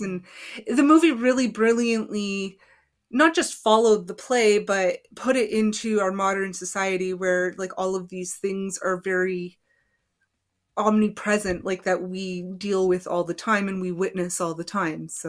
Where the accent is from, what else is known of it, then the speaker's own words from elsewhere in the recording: Canada; I'm Canadian